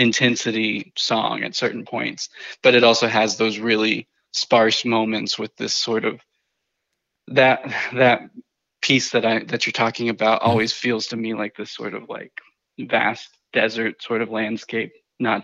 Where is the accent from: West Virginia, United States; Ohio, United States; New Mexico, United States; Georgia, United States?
New Mexico, United States; I grew up in New Mexico